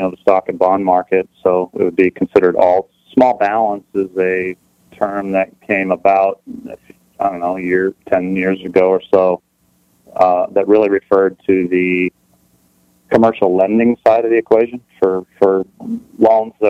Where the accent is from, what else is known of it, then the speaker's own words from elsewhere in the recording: California, United States; now in Portland, United States; I grew up in California. I was actually born down here in the desert